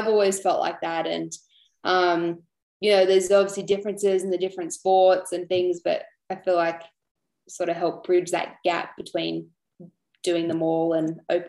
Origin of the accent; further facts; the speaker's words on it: Canberra, Australian Capital Territory, Australia; being from Canberra, I know the cold winters there